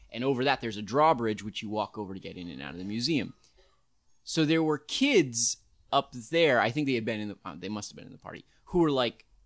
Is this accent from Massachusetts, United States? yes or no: no; New York, United States; it was a completely different experience being a New Yorker and then being going